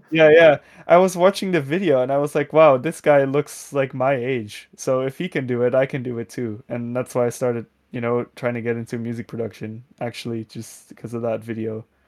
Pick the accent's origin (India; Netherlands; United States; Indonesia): Netherlands; English is a second language; a thirteen-year-old Dutch person